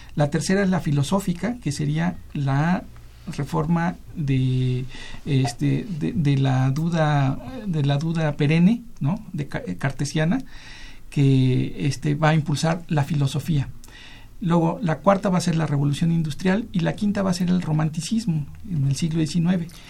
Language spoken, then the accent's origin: Spanish; Mexico; lo que somos ahora los, mexicanos